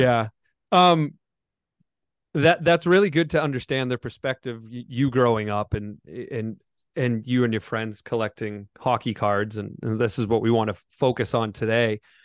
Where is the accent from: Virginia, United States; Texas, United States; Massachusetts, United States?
Massachusetts, United States; Foxborough; I grew up in Foxborough, Massachusetts, where the New England Patriots play